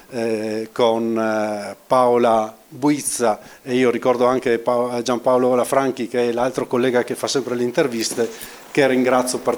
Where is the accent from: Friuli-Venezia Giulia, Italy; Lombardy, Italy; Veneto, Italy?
Friuli-Venezia Giulia, Italy; Trieste; io sono qui, io sono triestino, sono stato qui due anni a fare il vice direttore